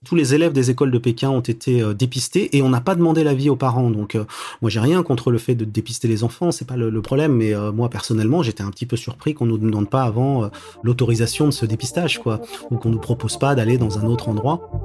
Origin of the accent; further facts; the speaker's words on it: France; now in China; en tant que Français